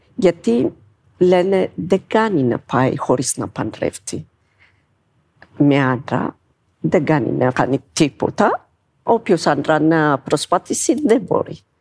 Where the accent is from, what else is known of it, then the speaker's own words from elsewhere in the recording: Ethiopia; Greek is a second language; moved away as an adult; now in Greece; είμαι από την Αιθιοπία και είμαι 54 χρόνων